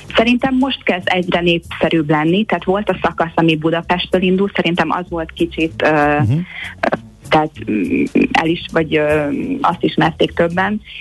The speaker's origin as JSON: {"language": "Hungarian", "country": "Hungary", "tie": "born or raised there", "moved": "yes", "lives_now": "Los Angeles, United States", "said": "a Balaton körül nőttem föl"}